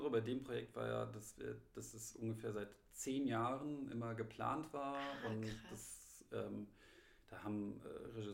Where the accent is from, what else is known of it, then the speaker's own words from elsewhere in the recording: Munich, Bavaria, Germany; also bei, in München, in meiner Heimatstadt, ist ja jetzt mittlerweile auch Maskenpflicht